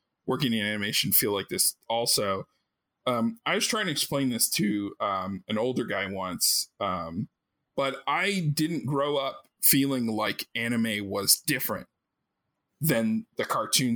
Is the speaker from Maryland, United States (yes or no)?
yes; Maryland, United States; I grew up in Maryland and I lived maybe like 30 minutes from Baltimore